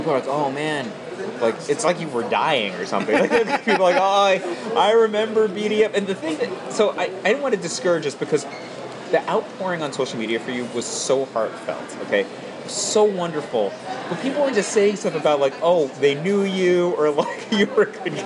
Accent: Cleveland, Ohio, United States; now in New York, United States; my hometown

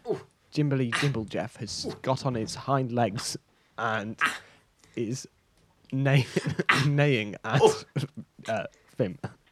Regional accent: Bristol, South West England, United Kingdom; Well, I'm from Bristol, so this is my accent.

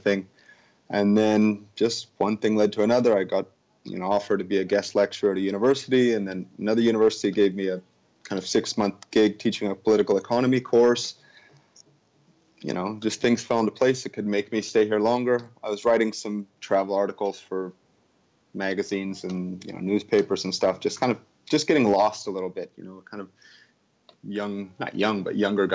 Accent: outside of Seattle, Washington, United States; moved away as an adult; also born or lived in Java, Indonesia; now in Bali, Indonesia; I grew up in a small town kind of outside of Seattle, but in the West Coast, Washington State.

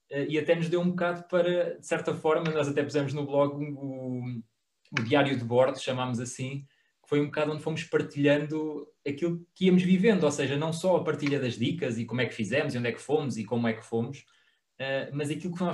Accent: Portugal; nós próprios enquanto portugueses, ou seja, nós estávamos muito virados para o nosso turismo

